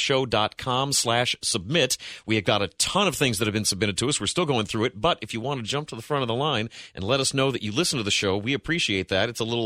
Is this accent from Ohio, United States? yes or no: yes; Ohio, United States; I'm a very good Ohio boy